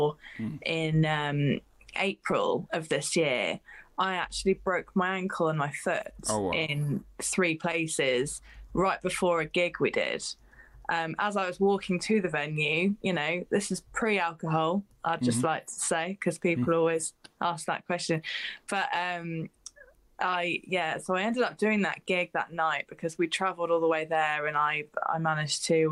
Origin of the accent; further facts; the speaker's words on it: Cambridge, East of England, United Kingdom; Cambridge, which is my hometown where I live